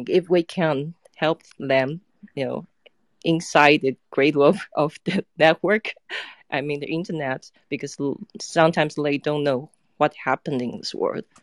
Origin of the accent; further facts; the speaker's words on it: Taiwan; I'm from Taiwan.